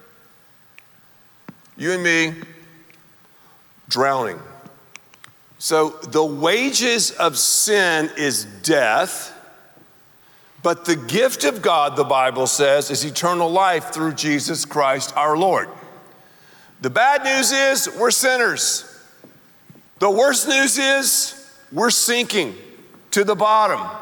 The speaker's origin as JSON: {"language": "English", "region": "the South", "country": "United States", "said": "I'm from the South"}